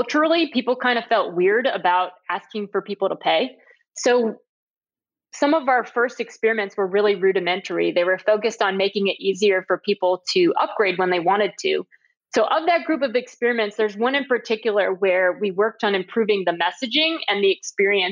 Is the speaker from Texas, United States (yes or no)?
no; Cape Elizabeth, Maine, United States; now in Atlanta, United States; I will always call Cape Elizabeth, Maine, where I grew up. That's my hometown